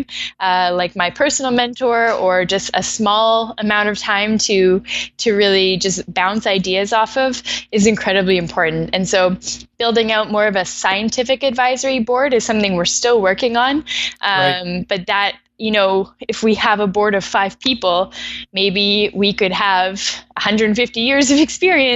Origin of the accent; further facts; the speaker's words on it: Vancouver, British Columbia, Canada; moved away as an adult; also born or lived in Ottawa; now in Toronto, Canada; I was born in Ottawa, but grew up in Vancouver.